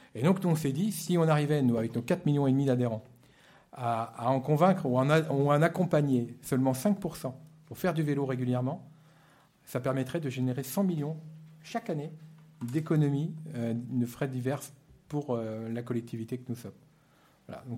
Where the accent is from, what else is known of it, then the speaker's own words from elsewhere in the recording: the West, western France, France; je suis né dans l'Ouest il y a déjà longtemps et je me rappelle que j'allais au catéchisme surtout pour y aller en vélo